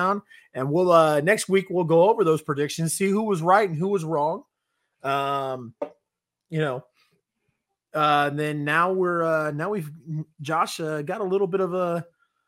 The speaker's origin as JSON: {"language": "English", "town": "Raymore", "region": "Missouri", "country": "United States", "tie": "born or raised there", "said": "Growing up in Raymore and living in Raymore"}